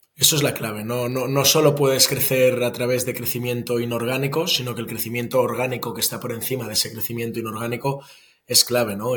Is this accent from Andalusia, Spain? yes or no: no; Barcelona, Catalonia, Spain; moved away as an adult; Yo vivo en Barcelona. Estuve unos años fuera, pero, pero desde el 2017 ya estoy de vuelta eh, en Barcelona, que es mi ciudad natal